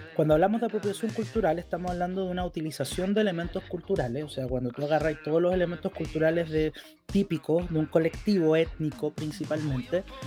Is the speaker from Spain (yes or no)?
no; Chile; soy chileno